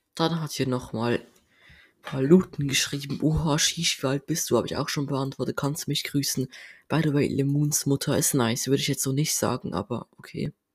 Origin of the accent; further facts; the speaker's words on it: Basel-Landschaft, Switzerland; accent: Basel dialect; first language Swiss German; German is a second language; Und dann haben mich voll viele geraten, ob ich Basler bin, wegen meinem Dialekt. Ähm, und ja, ich bin Basler